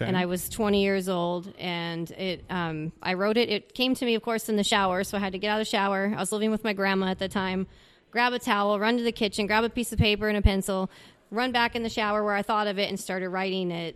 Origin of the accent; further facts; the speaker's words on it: Wyoming, Minnesota, United States; moved away as an adult; also born or lived in St. Paul, Minnesota / Florida / Las Vegas / San Diego; now in Idaho, United States; I'm born and raised in Minnesota. 22 years I spent there. I was born in St. Paul, but grew up in a really little town called Wyoming, and it's about 30 miles north of the cities